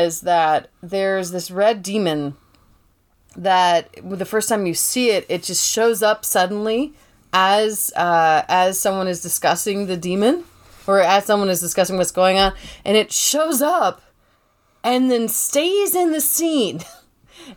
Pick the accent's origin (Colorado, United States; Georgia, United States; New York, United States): Georgia, United States; I'm from Georgia, and we get these thunderstorms